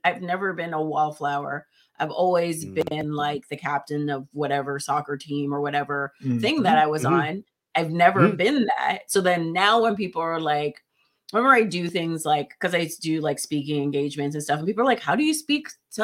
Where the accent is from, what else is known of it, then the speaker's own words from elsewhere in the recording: Winnipeg, Manitoba, Canada; we grew up in Winnipeg, Caribbean family, our only Black people in our neighborhood